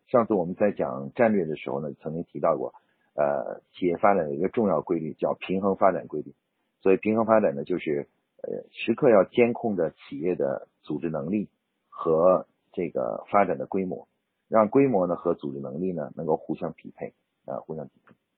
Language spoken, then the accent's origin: Chinese; China; 我们中国人的农历年